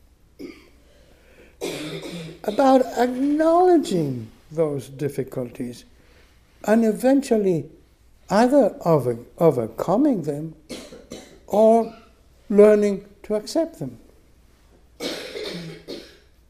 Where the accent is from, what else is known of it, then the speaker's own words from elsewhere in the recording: Buenos Aires, Argentina; moved away as an adult; also born or lived in Michigan, United States; my parents' home in Buenos Aires, where I grew up in Argentina